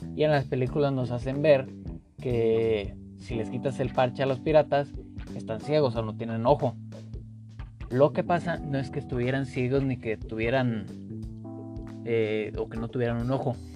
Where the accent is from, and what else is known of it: Mexico